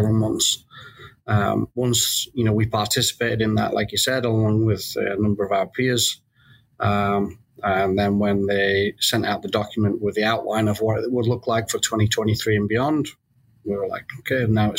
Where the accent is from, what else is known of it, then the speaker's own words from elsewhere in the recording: Keighley, Yorkshire and the Humber, United Kingdom; moved away; also born or lived in Southern California; I'm a Keighley lad who's followed Leeds Rhinos since I was a kid